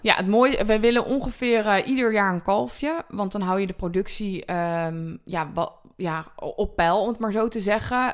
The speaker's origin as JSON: {"language": "Dutch", "country": "Netherlands"}